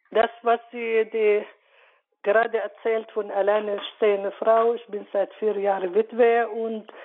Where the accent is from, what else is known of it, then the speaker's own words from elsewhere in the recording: Palestine; German is a second language; moved away as an adult; now in Munich, Germany; bin nächstes Jahr 70, ich komme aus Palästina, mhm. lebe seit äh, 47 Jahren hier in München.